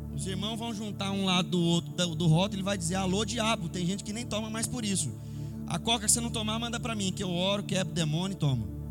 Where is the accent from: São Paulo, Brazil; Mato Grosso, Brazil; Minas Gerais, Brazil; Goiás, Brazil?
São Paulo, Brazil; eu como paulista que sou